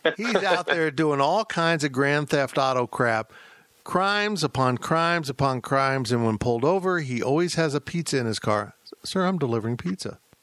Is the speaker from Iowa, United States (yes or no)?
no; Salina, Kansas, United States; now in Manhattan, Kansas, United States; my hometown of Salina